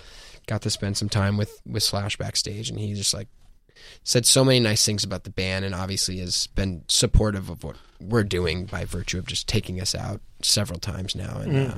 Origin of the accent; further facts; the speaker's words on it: New York City, New York, United States; Listen, I'm from New York. I love New York City.